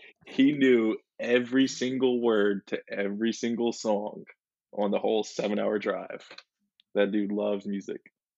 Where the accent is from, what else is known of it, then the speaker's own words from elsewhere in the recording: Mandeville, Louisiana, United States; I'm from Mandeville, Louisiana.